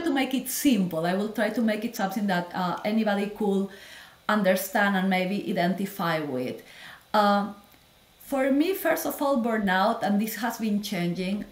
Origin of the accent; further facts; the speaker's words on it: Peru; moved away as an adult; also born or lived in Lima / Miami; now in United States; I am from Peru. I am a Latin girl. I grew oh. up there.